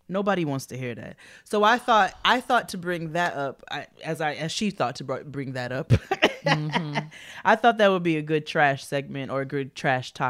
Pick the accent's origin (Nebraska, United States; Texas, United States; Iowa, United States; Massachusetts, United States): Texas, United States; I'm 23 and from Texas, and I'm proud to have graduated with three degrees in four and a half years.